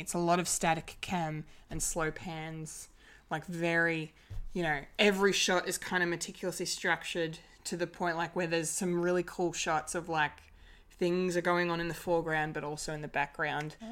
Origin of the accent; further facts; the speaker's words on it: Australia; the Aussie of the group